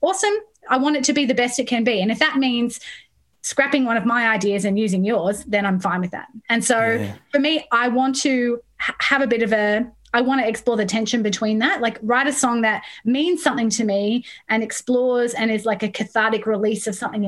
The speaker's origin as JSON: {"language": "English", "town": "Sydney", "region": "New South Wales", "country": "Australia", "tie": "born or raised there", "also_born_or_lived": "Midlands, United Kingdom", "moved": "as an adult", "lives_now": "Melbourne, Australia", "said": "I was born in Sydney, but I grew up in the UK."}